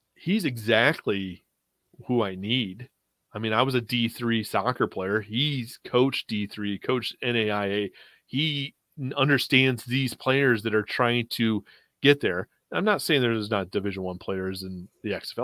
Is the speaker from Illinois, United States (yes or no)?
no; Western New York, United States; now in Florida, United States; I live in Florida, but I'm originally from Western New York